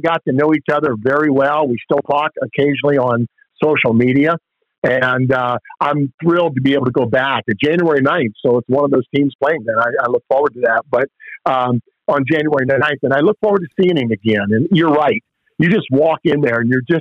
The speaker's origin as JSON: {"language": "English", "town": "Upper Sandusky", "region": "Ohio", "country": "United States", "tie": "born or raised there", "also_born_or_lived": "Columbus", "said": "my hometown of Upper Sandusky"}